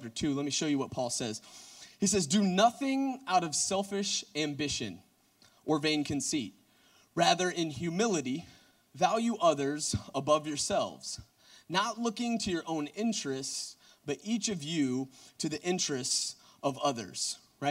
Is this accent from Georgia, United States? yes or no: yes; Gwinnett County, Georgia, United States; South Gwinnett, like Reed Moore. So, like, that's actually where I went to high school